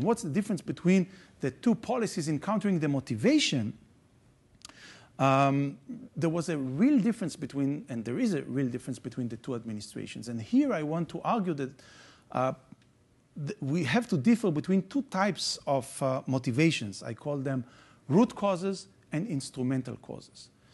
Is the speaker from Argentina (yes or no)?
no; Israel; I'm coming from Israel